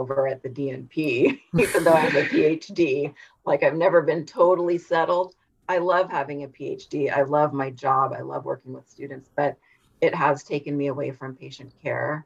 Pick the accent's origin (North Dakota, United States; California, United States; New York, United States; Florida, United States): California, United States; Humboldt County; So I am from Humboldt County in California, which is the very, it's the northernmost coastal county in California. So it was very rural.